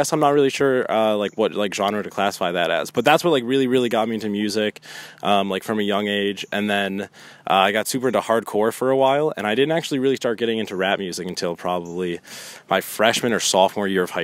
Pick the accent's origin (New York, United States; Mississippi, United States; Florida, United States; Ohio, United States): Ohio, United States; Shaker Heights; I went to Shaker, and I've like lived and grown up in Shaker my entire life.